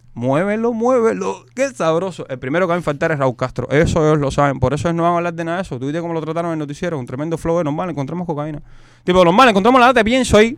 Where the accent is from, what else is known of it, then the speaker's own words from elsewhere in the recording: Cuba; moved away; todos somos los cubanos